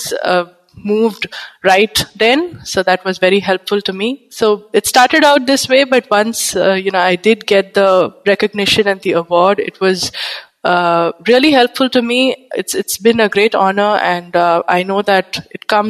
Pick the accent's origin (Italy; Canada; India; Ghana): India; Bangalore, Karnataka; moved away as an adult; also born or lived in West Bengal, India; now in Pondicherry, India; I am from India, basically from Eastern India, which is West Bengal, but grown up in Bangalore